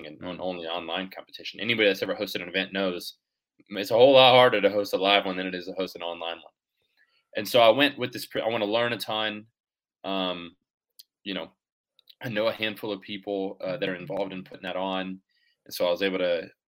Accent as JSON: {"language": "English", "town": "Jacksonville Beach", "region": "Florida", "country": "United States", "said": "I'm from Jacksonville Beach"}